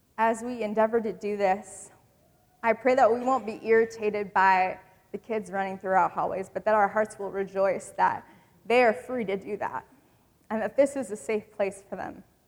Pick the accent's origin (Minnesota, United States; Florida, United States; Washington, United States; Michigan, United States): Michigan, United States; I grew up in Michigan